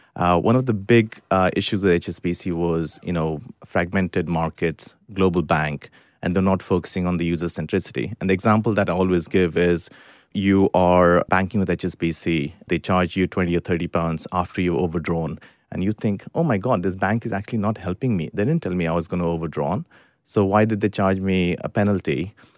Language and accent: English; India; moved away as an adult; now in United Kingdom; I grew up in India first nineteen years of my life.